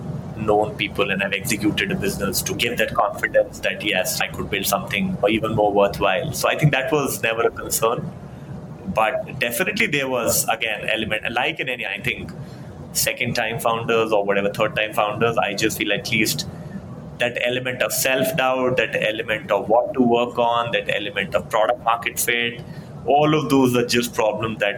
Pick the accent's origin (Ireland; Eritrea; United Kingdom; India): India; Faridabad, Haryana; I come from Faridabad